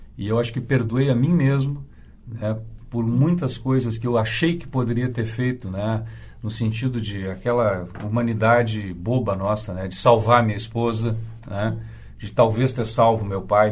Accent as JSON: {"language": "Portuguese", "town": "São Borja", "region": "Rio Grande do Sul", "country": "Brazil", "tie": "born or raised there", "moved": "yes", "lives_now": "Porto Alegre, Brazil", "said": "São Borja, que é minha cidade natal na fronteira oeste"}